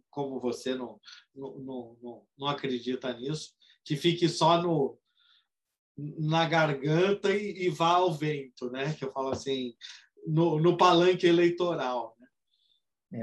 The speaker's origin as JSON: {"language": "Portuguese", "country": "Brazil", "said": "a gente é brasileiro"}